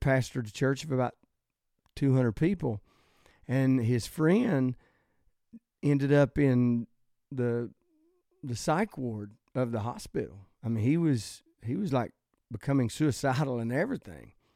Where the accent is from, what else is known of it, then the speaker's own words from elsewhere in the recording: the South, United States; I'm from the South, I love the South